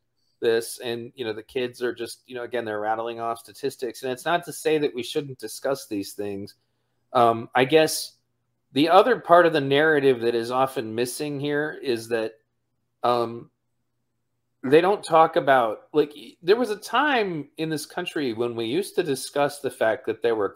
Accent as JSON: {"language": "English", "town": "Pontiac", "region": "Michigan", "country": "United States", "tie": "born or raised there", "said": "my original neighborhood when I grew up in Pontiac"}